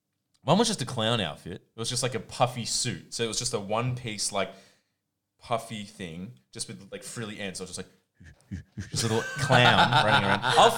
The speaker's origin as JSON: {"language": "English", "town": "Sydney", "region": "New South Wales", "country": "Australia", "tie": "born or raised there", "first_language": "Croatian", "second_language": "English", "said": "I was a little little tyke on the beaches of DY."}